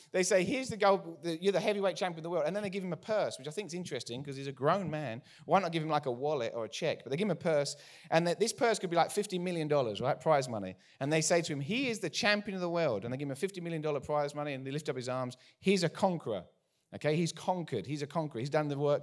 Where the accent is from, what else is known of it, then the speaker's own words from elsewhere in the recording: United Kingdom; accent: English; moved away as an adult; now in United States; I'm from out east, way out east, from the U K originally, moved here thirteen years ago. Haven't lost our accents